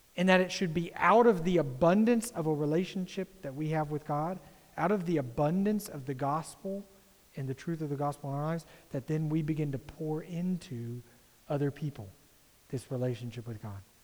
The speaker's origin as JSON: {"language": "English", "country": "United States", "said": "as an American"}